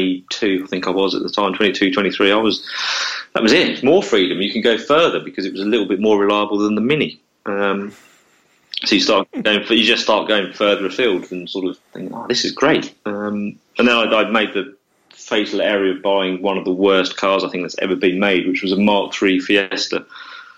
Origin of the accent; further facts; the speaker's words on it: Essex, East of England, United Kingdom; I was from Essex, and I lived in Essex